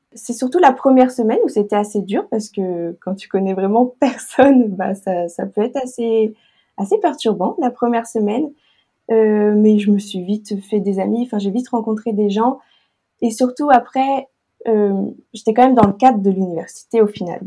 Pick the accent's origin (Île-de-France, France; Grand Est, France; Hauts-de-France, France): Hauts-de-France, France; Lille; moved away as an adult; also born or lived in Arequipa; now in La Ciotat, France; je viens de Lille et j'habite à La Ciotat